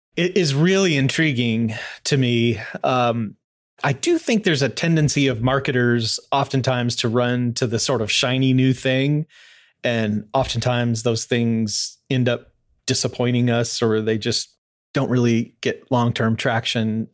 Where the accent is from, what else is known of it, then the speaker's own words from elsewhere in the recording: Louisville, Kentucky, United States; moved away as an adult; now in Fort Wayne, United States; I grew up mostly in Louisville, uh, moved there when I was pretty young